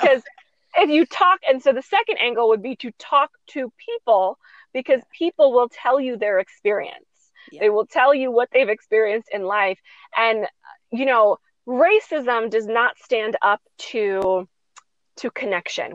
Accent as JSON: {"language": "English", "country": "United States", "said": "as a as a American people"}